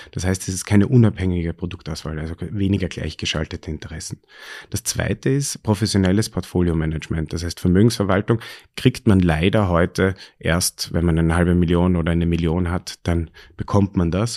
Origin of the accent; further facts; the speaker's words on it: Styria, Austria; now in Vienna, Austria; ich bin ähm, in der Steiermark aufgewachsen